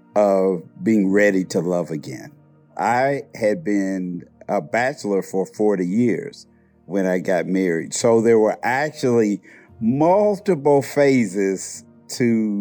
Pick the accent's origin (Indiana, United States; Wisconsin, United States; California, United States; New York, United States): Indiana, United States; Indianapolis; I'm from Indianapolis, Indiana